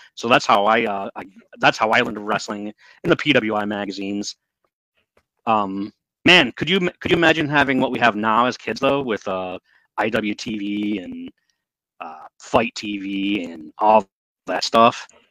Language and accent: English; northern Michigan, United States; I lived up in the not in the Upper Peninsula, Michigan, but up up in the higher regions of the state